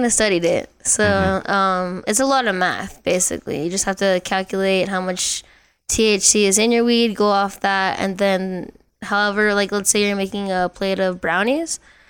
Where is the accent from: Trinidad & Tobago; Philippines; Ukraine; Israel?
Philippines; since I'm Filipino, I'll do like teriyaki bowls, like lumpia, stuff like that.